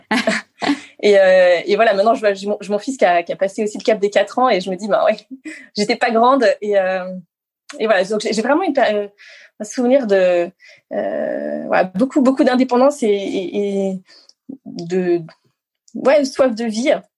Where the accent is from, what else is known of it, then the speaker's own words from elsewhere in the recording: Grenoble, Auvergne-Rhône-Alpes, France; also born or lived in Moûtiers, Savoie; je suis née, euh, oui, à Moutier, donc euh, en Savoie, dans les Alpes. et, après, j'ai surtout grandi à Grenoble, à côté de Grenoble